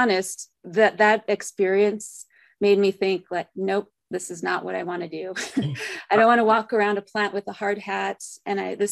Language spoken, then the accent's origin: English; Santa Fe, New Mexico, United States; I grew up in Santa Fe, New Mexico